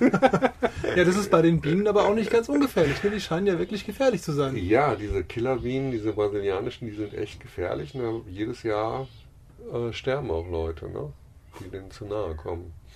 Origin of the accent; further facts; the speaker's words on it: Germany; moved away as an adult; mit unseren deutschen Pässen